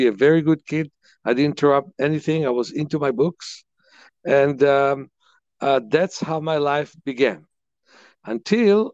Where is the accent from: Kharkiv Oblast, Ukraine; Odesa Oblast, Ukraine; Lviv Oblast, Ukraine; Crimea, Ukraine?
Lviv Oblast, Ukraine; Lviv; moved away; also born or lived in Kyiv, Ukraine; I was born in Kyiv and raised in Lvov, that they call these days Lviv.